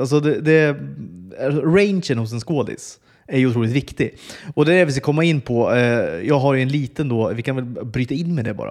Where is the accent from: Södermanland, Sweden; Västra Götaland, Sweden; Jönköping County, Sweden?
Södermanland, Sweden; Flen; moved away; also born or lived in Stockholm / Uppsala; jag växte upp i Flen